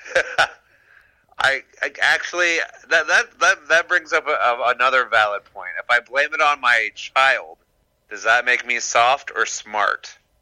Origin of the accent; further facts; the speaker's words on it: Warren, Michigan, United States; Warren, Warren, Michigan